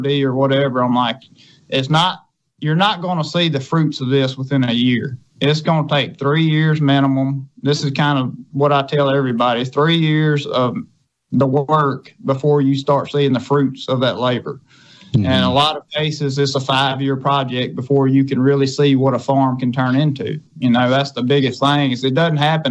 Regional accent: Scott County, Mississippi, United States; over in Scott County

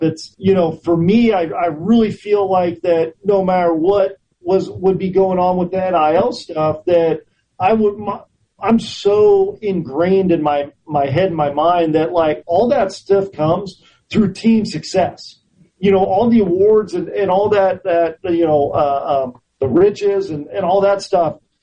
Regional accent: Orinda, California, United States; I grew up in in Orinda, California, which is a suburb of both Oakland and, and San Francisco and and Berkeley

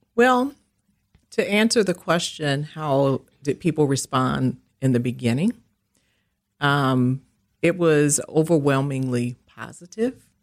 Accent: Milwaukee, Wisconsin, United States; I am from Milwaukee, and I have lived here all of my life

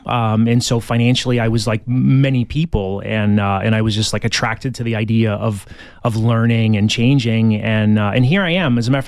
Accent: Niagara Falls, New York, United States; moved away as an adult; now in Tucson, United States; I was not born here. I was born in Niagara Falls, New York, where my father still lives

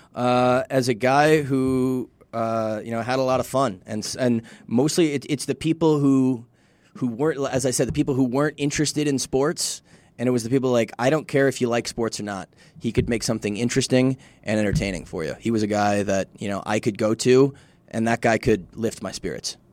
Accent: Midwest, United States; now in El Paso, United States; I'm from the Midwest, and I'm a white dude

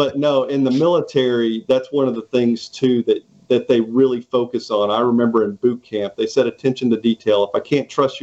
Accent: Southern Illinois, United States; moved away as an adult; also born or lived in Canton, Mississippi; now in Mississippi Gulf Coast, United States; So I actually went to high school up in Southern Illinois

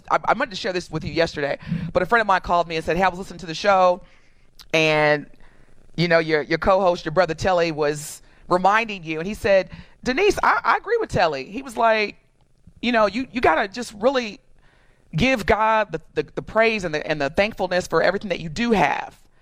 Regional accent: Evansville, Indiana, United States; moved away as an adult; now in Milwaukee, United States; I am born and raised in Evansville, Indiana. I'm from Evansville, Indiana, born and raised, lived there the vast majority of my life. And actually, I moved from Evansville to Milwaukee in 2003.

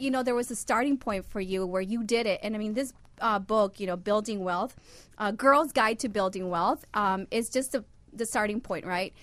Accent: Honduras; I'm from Honduras

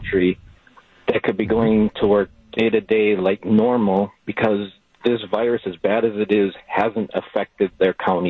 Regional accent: Sheboygan, Wisconsin, United States; I mean, I'm from Sheboygan

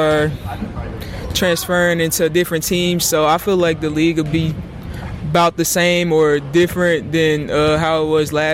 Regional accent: Hattiesburg, Mississippi, United States; it's my hometown

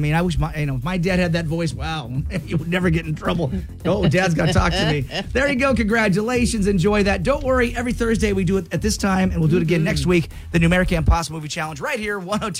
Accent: the Northwest, Pacific Northwest, United States; growing up in the Northwest

